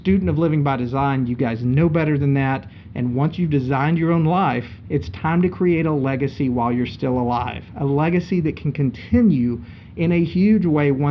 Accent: Linden, Texas, United States; They got offered some land in my tiny town of Linden, Texas, and that's where they stayed. And that's why I'm from Texas

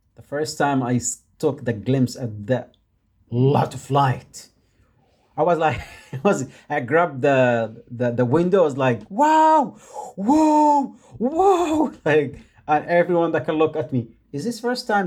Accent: Yemen; English is a second language; moved away; I am from Yemen

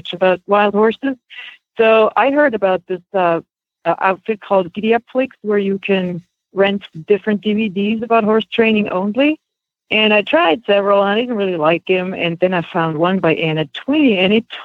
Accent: Switzerland; moved away as an adult; now in United States; I am originally from Switzerland. That's where I grew up

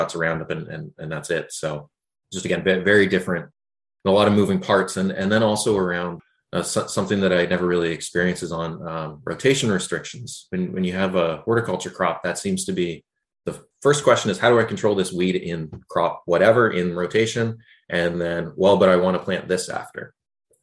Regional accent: just outside of Toronto, Ontario, Canada; moved away as an adult; now in Charlottetown, Canada; I grew up just outside of Toronto.

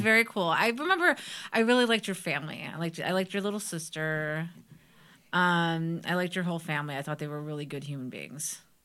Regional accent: Parma, Ohio, United States; I grew up in Parma

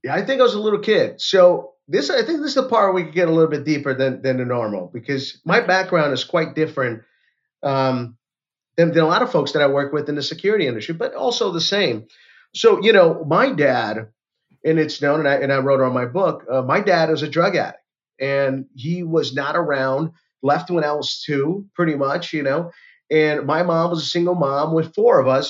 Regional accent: Orlando, Florida, United States; I'm from Orlando, Florida

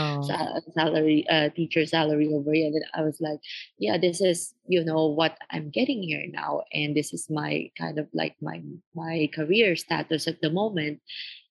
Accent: Philippines; now in Beijing, China; I grew up in the Philippines and I've seen poverty around me

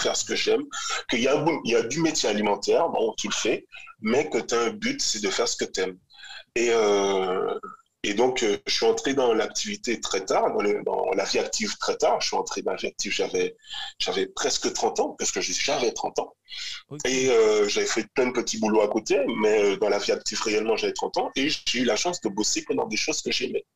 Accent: Grand-Camp, Guadeloupe; moved away as an adult; also born or lived in France / Martinique; ma mère martiniquaise, euh, mon père est guadeloupéen, j'ai grandi à Grand Camp.

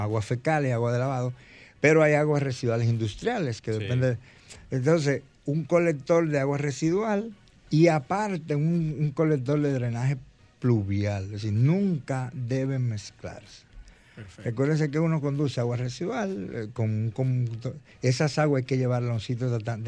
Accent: San Cristóbal, Dominican Republic; yo soy de San Cristóbal

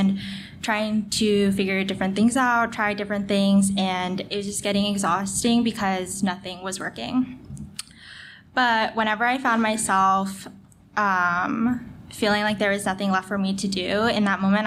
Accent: Denver, Colorado, United States; I'm from Denver, Colorado. I was born and raised in a loving Christian home

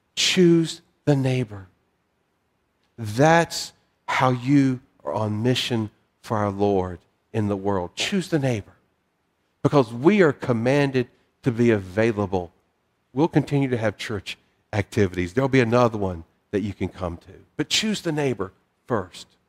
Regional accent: the South, United States; moved away; I'm a Southerner. I've lived in other parts of the country

